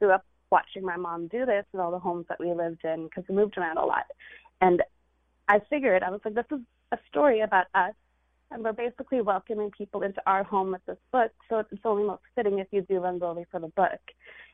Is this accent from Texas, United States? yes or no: no; California, United States; this Indian girl who grew up in California